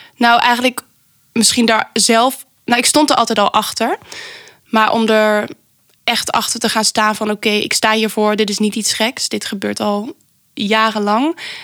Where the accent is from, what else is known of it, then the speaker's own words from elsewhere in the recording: Venlo, Limburg, Netherlands; moved away; ik kom oorspronkelijk uit Limburg.